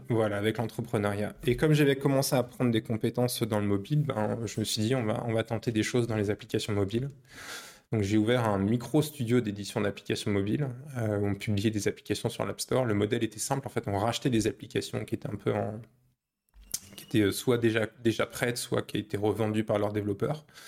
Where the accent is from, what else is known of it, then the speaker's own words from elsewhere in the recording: Paris, Île-de-France, France; moved away as an adult; now in Poland; je suis parisien à la base. Je suis né à Paris, j'ai grandi à Paris, j'ai fait mes études à Paris